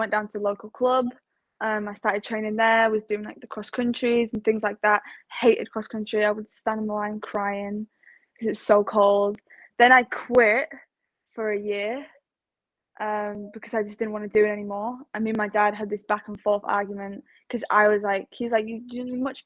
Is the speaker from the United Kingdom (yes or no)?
yes; Manchester, North West England, United Kingdom; also born or lived in Leigh / South Africa; this is my home base where I'm from.